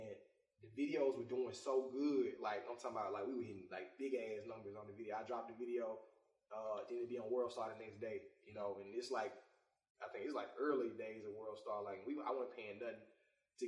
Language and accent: English; Jackson, Mississippi, United States; I'm from Mississippi, Jackson, Mississippi